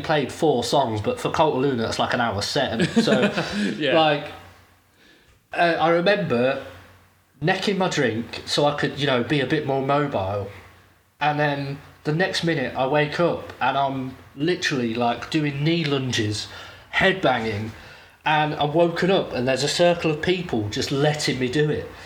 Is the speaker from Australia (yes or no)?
no; United Kingdom; in my home country at one of my favourite British festivals